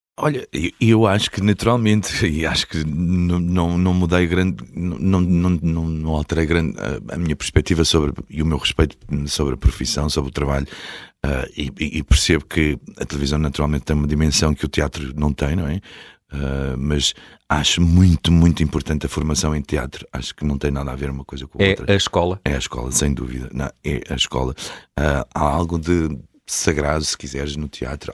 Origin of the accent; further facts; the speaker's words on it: Portugal; also born or lived in Beira, Mozambique; nasci em 72 e eu vim, com, vim logo em, eh, em, janeiro de 76, portanto tinha 4